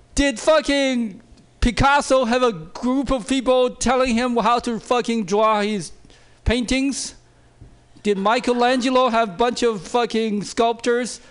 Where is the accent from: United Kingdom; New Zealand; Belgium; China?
China; now in United States; I grew up in China